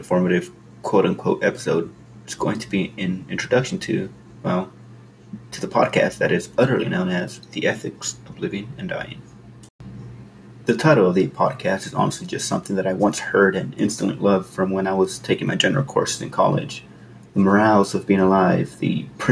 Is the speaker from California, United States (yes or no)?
yes; California, United States; I was born in California, attended public schools